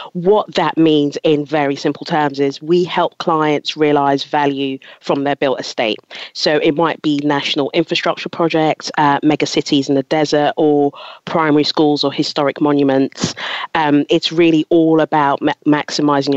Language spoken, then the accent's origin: English; London, United Kingdom; also born or lived in Ghana / Loughborough; moved here to London when I was 10 and grew up in Southeast London, went to school, went to uni in Loughborough.